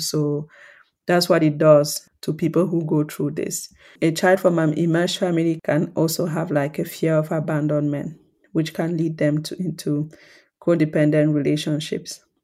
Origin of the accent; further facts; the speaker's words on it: Cameroon; the context I grew up in in Cameroon